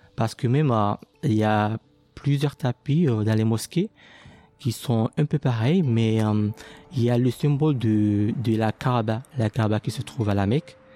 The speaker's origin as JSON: {"language": "French", "area": "near Moroni", "region": "Grande Comore", "country": "Comoros", "tie": "born or raised there", "moved": "as an adult", "said": "Je viens des Comores, précisément dans la ville de Bambaro qui est juste à côté de Moroni, euh, la capitale de Comores"}